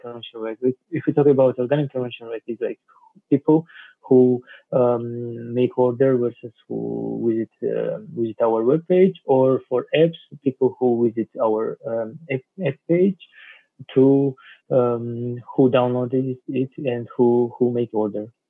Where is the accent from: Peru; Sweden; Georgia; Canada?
Georgia; now in Barcelona, Spain; from Georgia